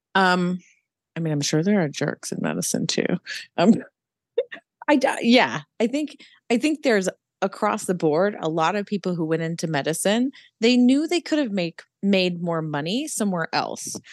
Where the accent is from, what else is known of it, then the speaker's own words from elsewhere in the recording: Pacific Northwest, United States; also born or lived in Utah; now in Charlotte, United States; right now, I live in Charlotte, North Carolina, and we moved here from Utah not too long ago, and I'm from the Pacific Northwest